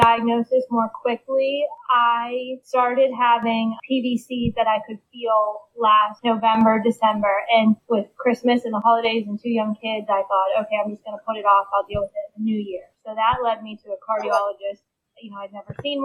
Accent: Pittsburgh, Pennsylvania, United States; I'm from Pittsburgh, born and raised.

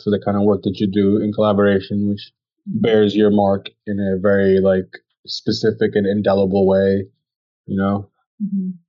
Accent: New York City, New York, United States; I'm from New York City.

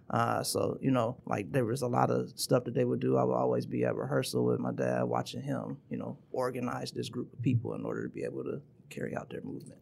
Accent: Troy, Michigan, United States; born or raised there; also born or lived in Wilmington, Delaware

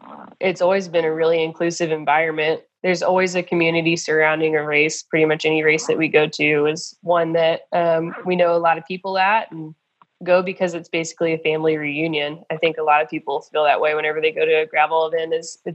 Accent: Stillwater, Oklahoma, United States; moved away as an adult; now in Bentonville, United States; So I'm from Stillwater, Oklahoma. Originally, I grew up there.

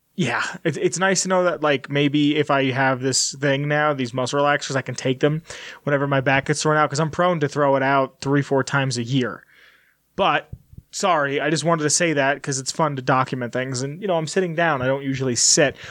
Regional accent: New York City, New York, United States; moved away; we're from Brooklyn

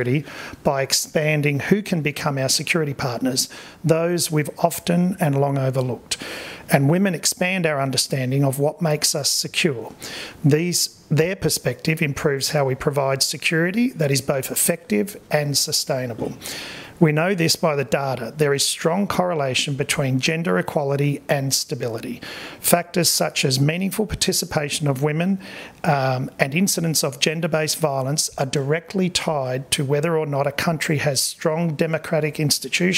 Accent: Australia; accent: Australian; moved away as an adult; now in Hawaii, United States; clearly an Australian

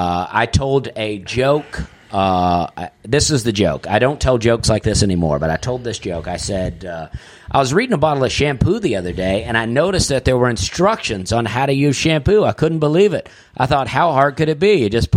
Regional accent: Wisconsin, United States; I am from Adams County.

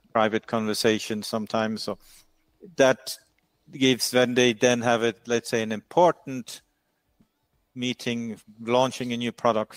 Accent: Norway; where I'm from in Norway

